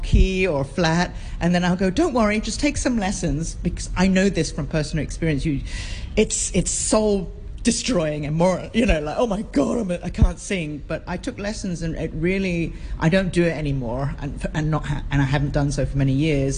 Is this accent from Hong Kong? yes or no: yes; Hong Kong; I was born on the island, grew up on the island, grew up in Quarry Bay, went to Quarry Bay School, South Island School